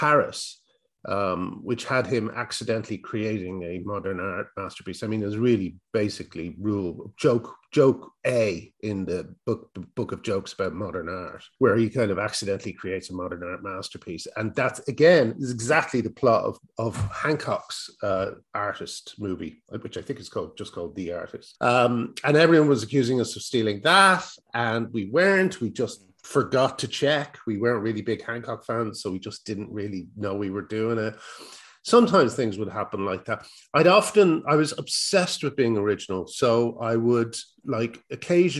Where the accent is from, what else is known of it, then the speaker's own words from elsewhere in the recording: Ireland; accent: Irish; I've got an Irish accent